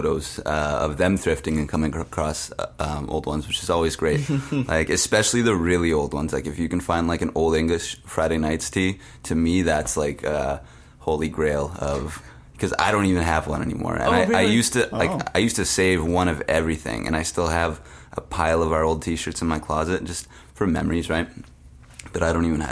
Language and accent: English; Winnipeg, Manitoba, Canada; I grew up in Transcona